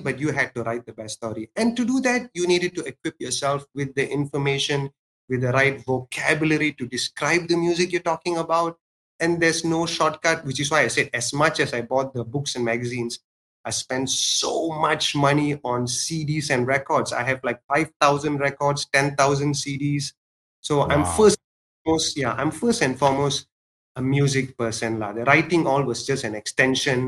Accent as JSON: {"language": "English", "town": "Ipoh", "region": "Perak", "country": "Malaysia", "tie": "born or raised there", "moved": "yes", "said": "before I left my hometown, I won't say I left my hometown. My dad kind of kicked me out"}